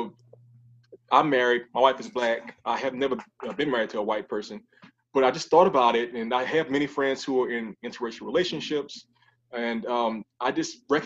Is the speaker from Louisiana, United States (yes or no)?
yes; New Orleans, Louisiana, United States; my hometown, New Orleans